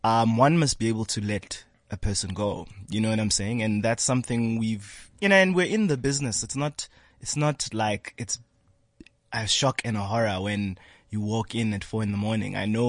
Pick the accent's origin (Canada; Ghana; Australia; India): Ghana; Ashanti; I'm an Ashanti. I come from the Gold Coast.